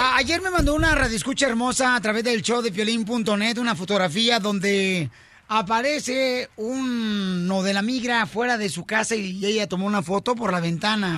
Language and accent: Spanish; Mexico; soy mexicano, le soy mexicano